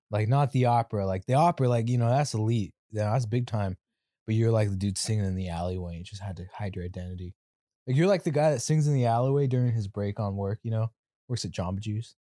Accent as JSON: {"language": "English", "region": "California", "country": "United States", "said": "I'm from Cali"}